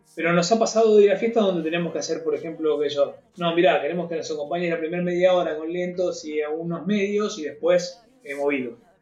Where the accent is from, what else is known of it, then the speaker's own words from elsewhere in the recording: Quilmes, Buenos Aires Province, Argentina; Yo soy de Quilmes, en realidad. En ese momento vivía en Quilmes